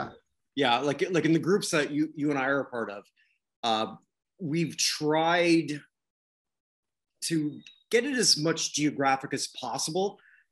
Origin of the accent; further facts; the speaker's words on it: Ontario, Canada; now in Barbados; And when you're growing up in Ontario